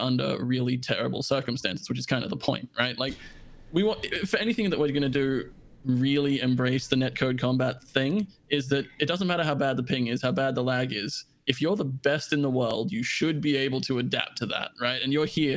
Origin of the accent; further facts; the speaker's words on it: Australia; now in United States; I come from Australia.